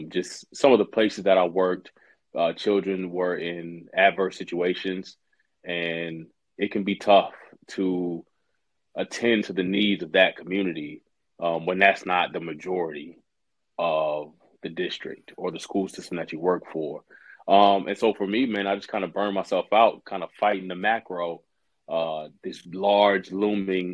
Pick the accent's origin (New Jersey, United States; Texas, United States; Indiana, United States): Texas, United States; Central; I grew up in Central Texas